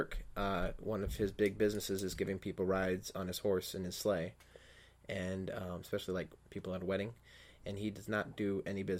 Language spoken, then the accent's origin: English; Cassopolis, Michigan, United States; I have been to Cassopolis. I was raised in Cassopolis.